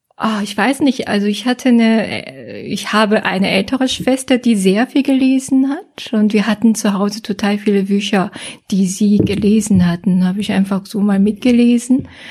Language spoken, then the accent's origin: German; Seoul, South Korea; German is a second language; moved away as an adult; now in Germany; Ich komme aus Seoul, äh, Südkorea ist ja Hauptstadt von Südkorea. Ja, und bin dort aufgewachsen auch